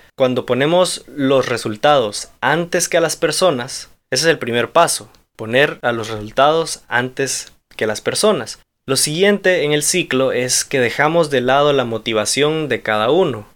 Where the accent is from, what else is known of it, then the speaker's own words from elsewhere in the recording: Honduras; soy hondureño